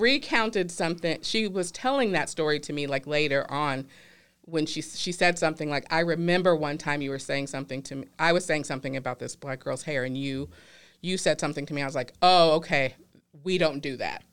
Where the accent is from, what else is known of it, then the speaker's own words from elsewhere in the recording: the South, United States; I'm from the South, my family grew up in Louisiana